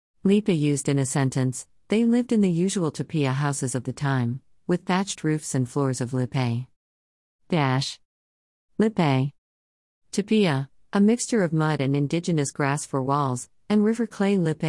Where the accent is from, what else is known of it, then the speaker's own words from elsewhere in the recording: Trinidad & Tobago; now in United States; growing up in Trinidad and Tobago is fascinating because the slangs can change over time. I have lived in the United States for 20-plus years now, and every time I travel back to Trinidad and Tobago, I have to reacquaint myself with the words and phrases that have emerged.